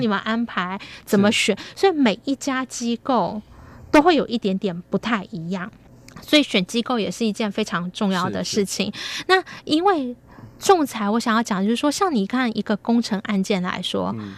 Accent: Taiwan; 那我们是台湾人

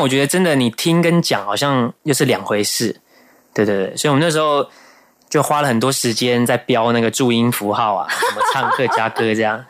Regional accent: Taoyuan, Taiwan; 我的家乡桃园

